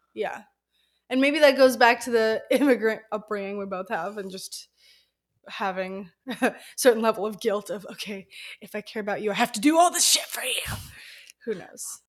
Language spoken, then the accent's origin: English; the South, United States; We grew up in the South